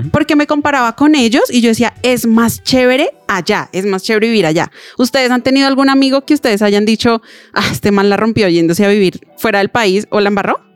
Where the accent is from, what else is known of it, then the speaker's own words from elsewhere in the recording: Colombia; somos colombianos